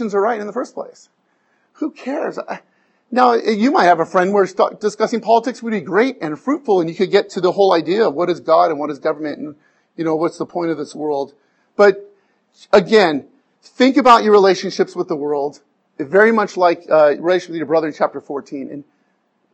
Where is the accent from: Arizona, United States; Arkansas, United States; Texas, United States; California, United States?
Arizona, United States; moved away; I'm from Arizona